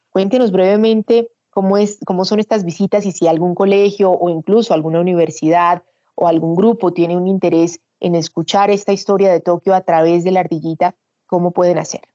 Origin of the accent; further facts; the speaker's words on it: Colombia; nosotros como colombianos